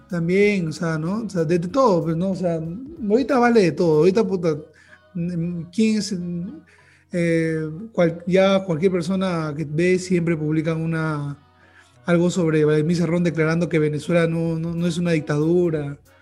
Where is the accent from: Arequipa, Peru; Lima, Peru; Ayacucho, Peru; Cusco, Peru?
Lima, Peru; como limeños, nosotros vivimos en Lima